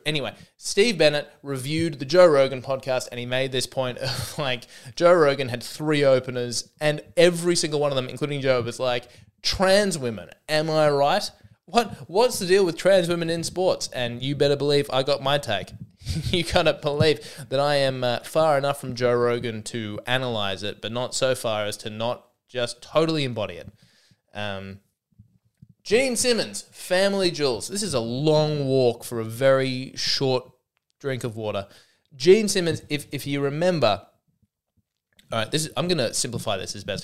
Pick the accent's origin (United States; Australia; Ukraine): Australia; I'm an Aussie.